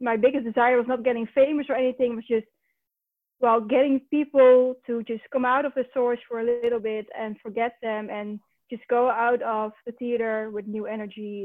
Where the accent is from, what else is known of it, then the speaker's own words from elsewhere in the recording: North Brabant, Netherlands; now in Utrecht, Netherlands; I grew up down in the Netherlands. The province is called Brabant